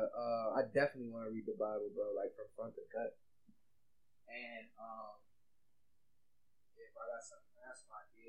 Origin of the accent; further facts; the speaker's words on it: Germany; also born or lived in Louisiana; So, I'm from Louisiana. You feel me? I grew up in Germany, though.